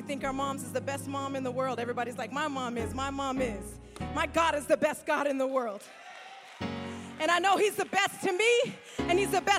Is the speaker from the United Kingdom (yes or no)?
no; Tulare, California, United States; now in Fort Myers, United States; I as most of you know, I am not a native to Florida. I'm from California, a city called Tulare, and it is but just a small speck on the map.